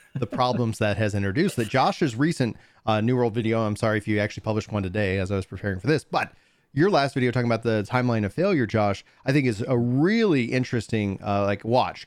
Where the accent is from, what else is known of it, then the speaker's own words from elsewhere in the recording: East Texas, United States; growing up in East Texas